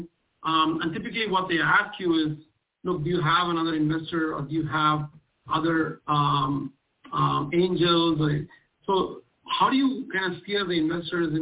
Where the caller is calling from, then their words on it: Seattle, Washington, United States; I'm calling from Seattle